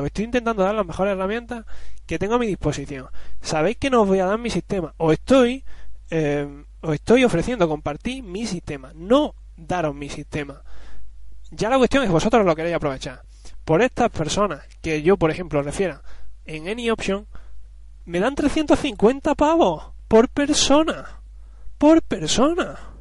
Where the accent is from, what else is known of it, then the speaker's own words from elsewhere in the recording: Spain; Yo soy español.